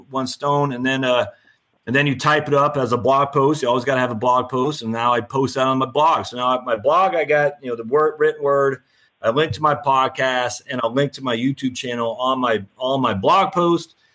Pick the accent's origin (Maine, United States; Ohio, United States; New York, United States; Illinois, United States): Maine, United States; I was born and raised in Maine. I've since lost my accent